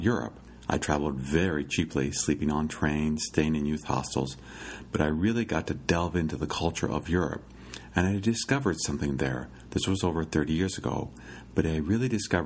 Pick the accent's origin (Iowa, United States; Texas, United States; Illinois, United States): Iowa, United States; growing up in Iowa, my father was pretty good about taking vacations